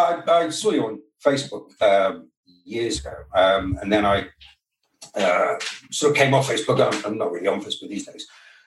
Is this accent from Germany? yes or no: no; United Kingdom; From the UK.